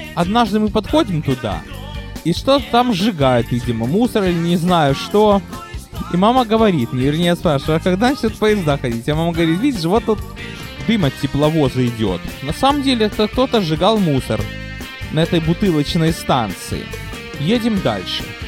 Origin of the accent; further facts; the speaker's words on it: Odesa, Odesa Oblast, Ukraine; also born or lived in Brooklyn, United States; now in United States; я родился и вырос на Молдаванке